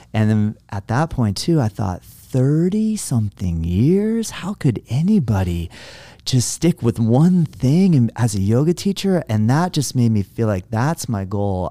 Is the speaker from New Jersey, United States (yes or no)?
no; Juno Beach, Florida, United States; moved away; also born or lived in US West Coast; now I'm in my hometown and my family is here